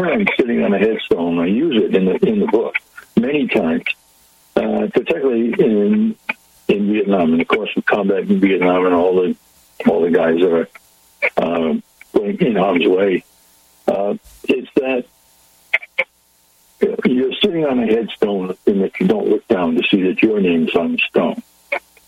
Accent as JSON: {"language": "English", "town": "Pawtucket", "region": "Rhode Island", "country": "United States", "tie": "born or raised there", "said": "I was born in Pawtucket, Rhode Island, and we lived in a very small apartment"}